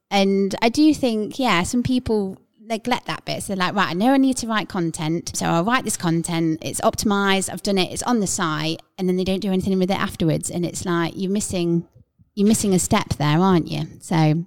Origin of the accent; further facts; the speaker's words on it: Midlands, United Kingdom; we're from the Midlands